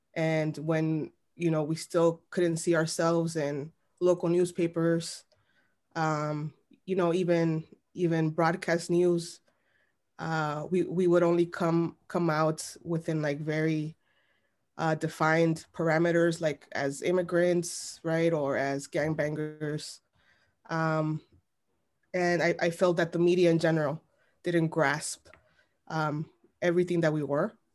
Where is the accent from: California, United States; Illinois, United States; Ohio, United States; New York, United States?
Illinois, United States; Chicago; I was born and raised in Little Village